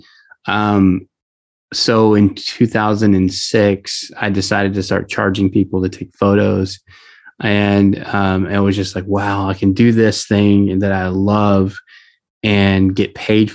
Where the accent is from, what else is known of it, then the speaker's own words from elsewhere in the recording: Southeast Texas, United States; I grew up in Southeast Texas around the oil industry